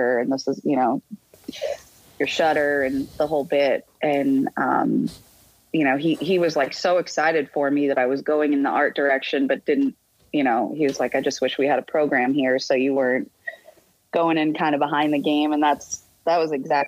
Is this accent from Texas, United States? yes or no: no; Boston, Massachusetts, United States; moved away; also born or lived in Miami; I grew up in Boston and we were huge sports fans